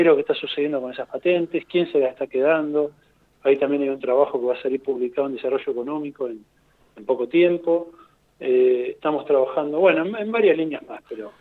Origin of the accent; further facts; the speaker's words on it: Argentina; somos países vecinos del Paraguay